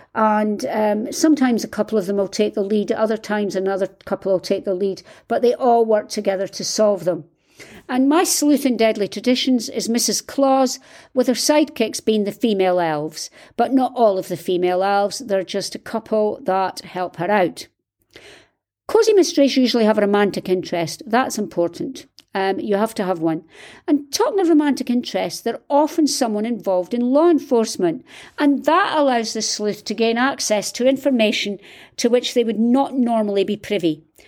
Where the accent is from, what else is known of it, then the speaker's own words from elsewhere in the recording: United Kingdom; I'm British, and we don't do this